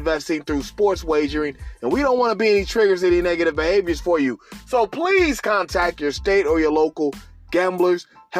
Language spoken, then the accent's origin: English; Cincinnati, Ohio, United States; my hometown Republic of Cincinnati Bengals